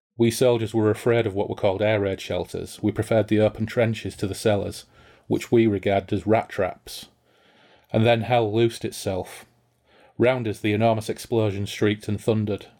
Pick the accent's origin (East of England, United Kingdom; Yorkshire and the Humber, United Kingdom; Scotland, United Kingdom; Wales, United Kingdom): Yorkshire and the Humber, United Kingdom; Hull; growing up in Hull